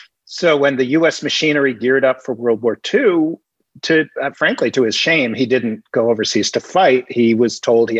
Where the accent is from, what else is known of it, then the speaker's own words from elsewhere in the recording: New York City, New York, United States; I grew up in Greenwich Village, New York, in all artist housing.